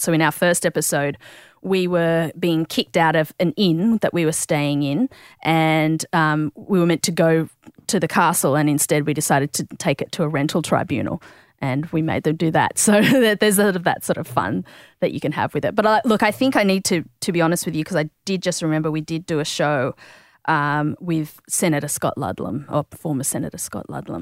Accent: Sydney, New South Wales, Australia; I grew up in, I guess, South Sydney, in, around Peakhurst

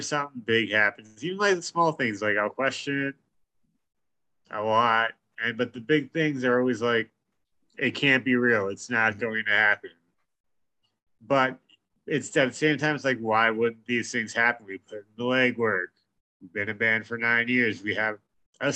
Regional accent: New York, United States; we're from New York

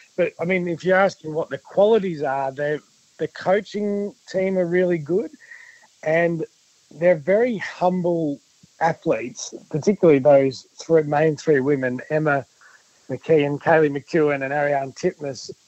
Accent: Victoria, Australia; I'm from Victoria

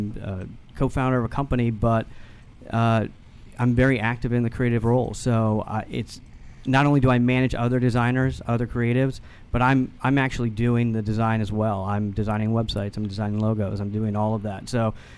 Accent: Northern Virginia, United States; also born or lived in Boston; Boston originally, but grew up in Northern Virginia

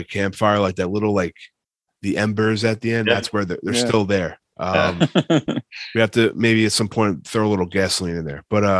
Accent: Long Island, New York, United States; We're from Long Island.

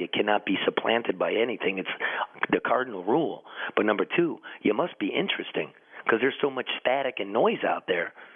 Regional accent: Detroit, Michigan, United States; I come from Detroit and I've been across this great country of ours for decades now

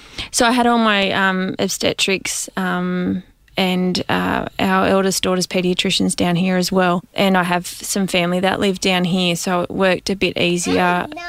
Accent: Western New South Wales, Australia; I grew up on a sheep and cattle station in Western New South Wales

